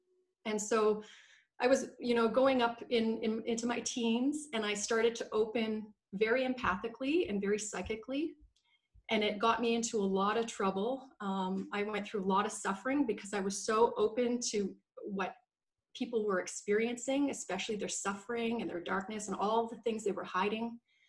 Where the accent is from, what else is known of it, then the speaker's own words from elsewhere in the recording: Canada; born there; now in Vancouver, Canada; So I was born in Canada. I currently live in Vancouver in beautiful British Columbia.